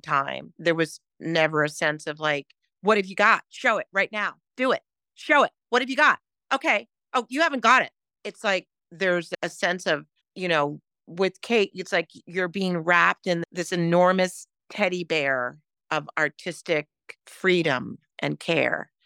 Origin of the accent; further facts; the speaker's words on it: New York City, New York, United States; I grew up in New York City